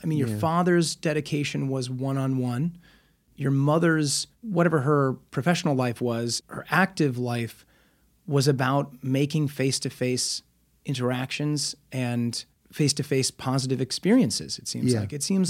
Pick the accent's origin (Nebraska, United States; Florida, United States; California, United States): Nebraska, United States; Omaha; now in Los Angeles, United States; I'm from Omaha.